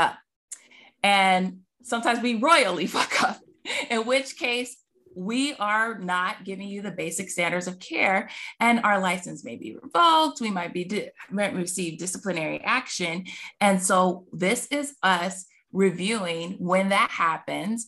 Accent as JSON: {"language": "English", "area": "Space Coast", "region": "Florida", "country": "United States", "tie": "born or raised there", "said": "I live on the Space Coast, where they send all the rockets and used to send the shuttles off. So that's my hometown"}